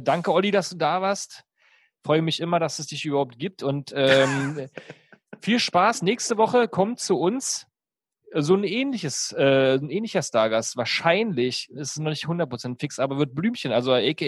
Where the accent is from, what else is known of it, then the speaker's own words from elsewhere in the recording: East Germany, Germany; Ich komme ja aus der DDR